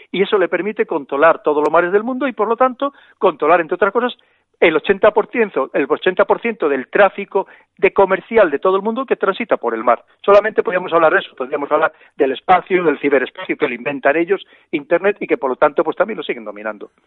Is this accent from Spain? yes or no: yes; Spain; como somos los españoles